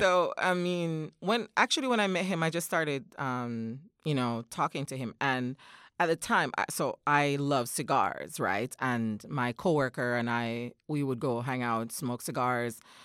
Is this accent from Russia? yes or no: no; Jamaica; moved away as an adult; now in Japan; I am a native of Jamaica